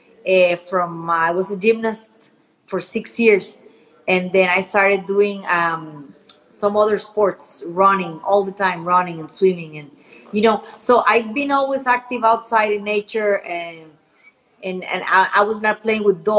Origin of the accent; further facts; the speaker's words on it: San José, Costa Rica; I grew up in San Jose